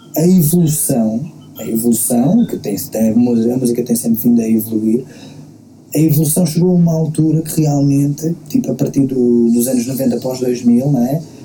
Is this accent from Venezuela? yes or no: no; Queluz, Lisbon, Portugal; eu sou, eu sou de Queluz